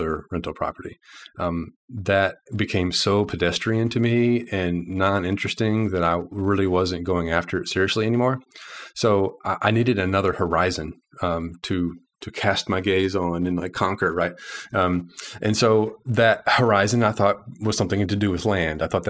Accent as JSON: {"language": "English", "region": "Arkansas", "country": "United States", "also_born_or_lived": "Little Rock, Arkansas", "said": "I'm from Arkansas. I live in Little Rock, Arkansas."}